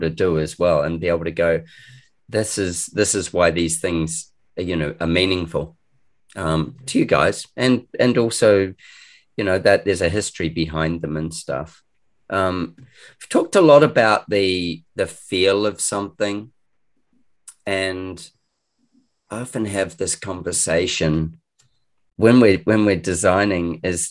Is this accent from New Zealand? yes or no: yes; New Zealand; moved away as an adult; also born or lived in Christchurch; now in Australia; I'm a Kiwi, and I've moved to Australia about 20 something years ago